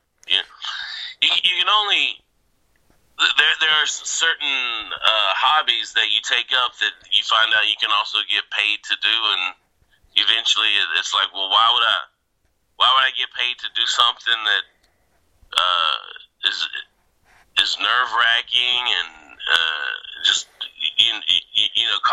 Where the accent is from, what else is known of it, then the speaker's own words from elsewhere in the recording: Georgia, United States; moved away as an adult; also born or lived in Japan / Seattle, Washington; now in Los Angeles, United States; I grew up in Georgia